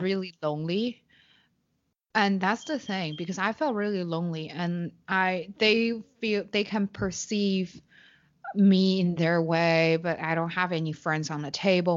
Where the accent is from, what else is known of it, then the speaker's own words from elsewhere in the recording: Beijing, China; English is a second language; moved away as an adult; also born or lived in Shanghai; I was born and raised in Beijing